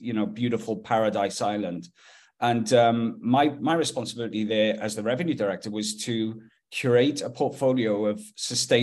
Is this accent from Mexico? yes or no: no; Wales, United Kingdom; moved away as an adult; also born or lived in Haiti; now in Kelowna, Canada; I'm from Wales.